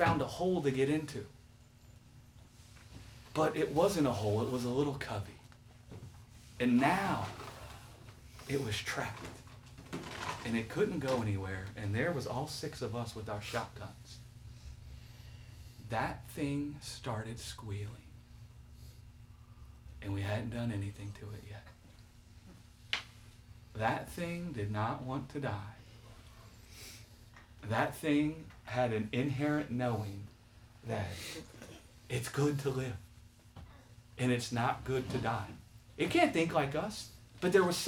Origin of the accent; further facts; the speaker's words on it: the South, United States; we grew up in the South